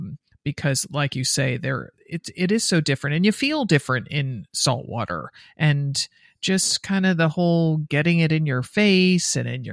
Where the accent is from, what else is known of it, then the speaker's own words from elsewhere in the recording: Stamford, Connecticut, United States; I grew up in Connecticut